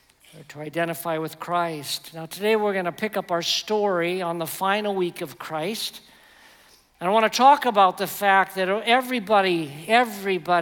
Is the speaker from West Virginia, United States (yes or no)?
yes; West Virginia, United States; I'm from West Virginia